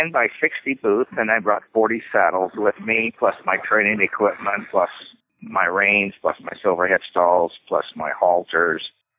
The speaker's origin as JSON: {"language": "English", "town": "Albuquerque", "region": "New Mexico", "country": "United States", "tie": "born or raised there", "also_born_or_lived": "Durango, Colorado", "moved": "as an adult", "said": "when I was growing up in Albuquerque, New Mexico"}